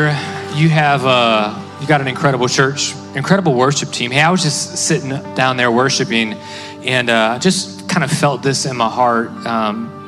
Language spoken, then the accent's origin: English; Cleveland, Ohio, United States; I come from Cleveland, Ohio